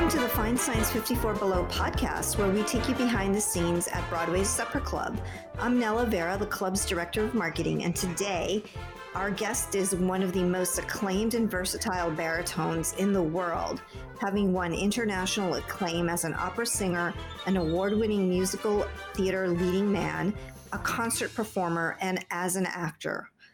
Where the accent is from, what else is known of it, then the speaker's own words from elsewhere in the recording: Peru; I'm from Peru